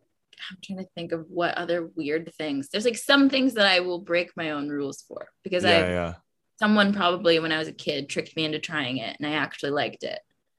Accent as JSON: {"language": "English", "region": "Georgia", "country": "United States", "tie": "born or raised there", "said": "when the place I grew up in Georgia, there was an Asian place right next to my acting studio that I took classes at when I was a kid."}